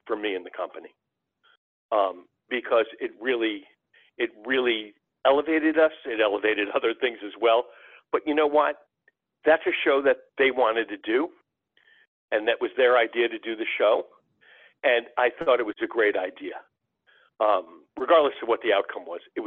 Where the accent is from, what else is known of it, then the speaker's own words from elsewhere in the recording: New York area, United States; My father took me to Madison Square Garden when I was a boy and growing up in New York area